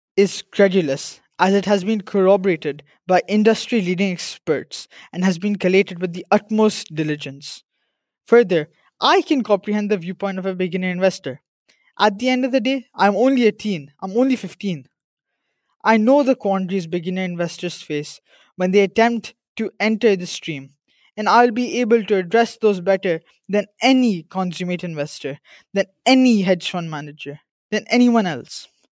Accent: India; I'm from India

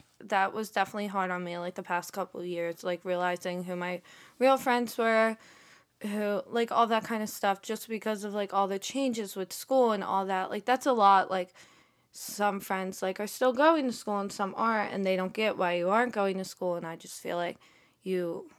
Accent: Philadelphia, Pennsylvania, United States; Like, I came from Philly, so I have, like, friends over there I still talk to.

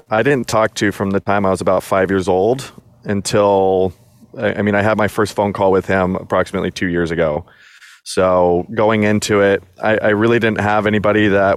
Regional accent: Southern California, United States; moved away as an adult; I was born in Southern California. I was born and raised there until I joined the Army

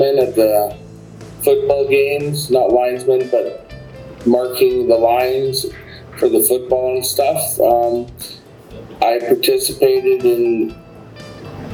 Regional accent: Medicine Hat, Alberta, Canada; I'm from Medicine Hat, and I went to McCoy High School in 1989

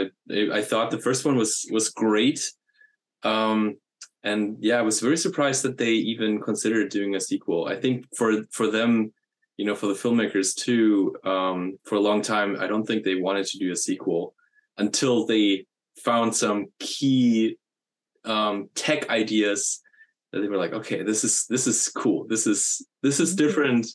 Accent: Germany; moved away; I'm from Germany originally.

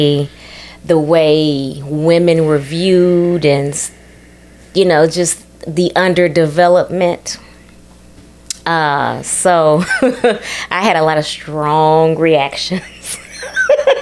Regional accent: Texas, United States; also born or lived in Ethiopia; I'm from that on an ancestral level, but I did grow up in Texas too.

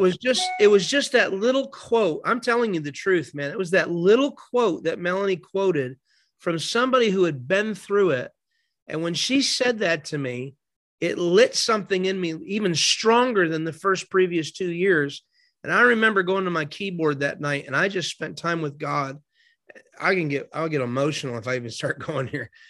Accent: Binghamton, New York, United States; now in Florida, United States; my hometown in Binghamton, New York

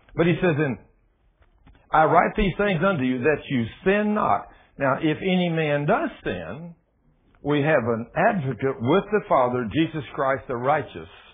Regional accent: Texas, United States; I'm from Texas

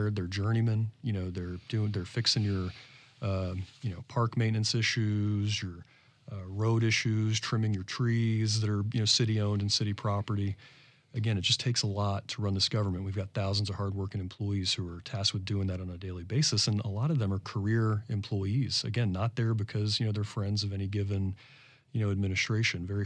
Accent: Florida, United States; I came here from South

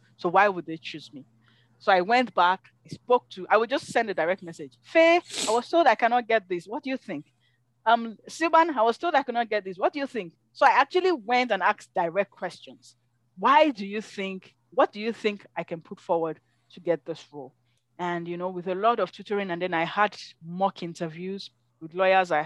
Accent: Nigeria; first language English; moved away as an adult; now in Calgary, Canada; I'm from Nigeria

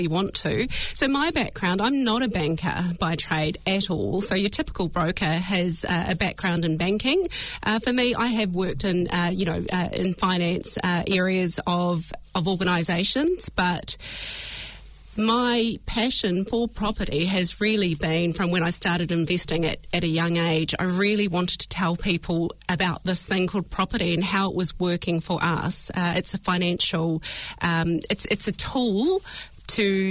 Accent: Hawke's Bay, New Zealand; I grew up in Hawke's Bay

